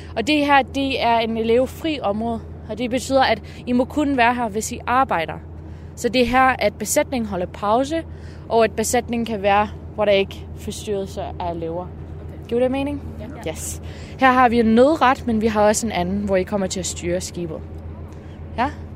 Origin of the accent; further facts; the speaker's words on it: Canada; Danish is a second language; now in Denmark; Jeg er fra Kanada